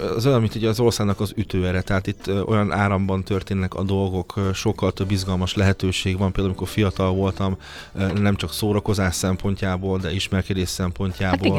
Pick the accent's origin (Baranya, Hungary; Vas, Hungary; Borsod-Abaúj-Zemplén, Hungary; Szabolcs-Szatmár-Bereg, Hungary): Szabolcs-Szatmár-Bereg, Hungary; Nyíregyháza; moved away as an adult; now in Budapest, Hungary; a szülővárosom. Hát igen. Én nagyon szeretem a szülővárosomat